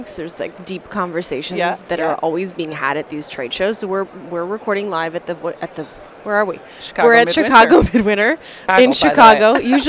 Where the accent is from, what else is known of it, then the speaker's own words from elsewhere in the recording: Canada; I'm Canadian.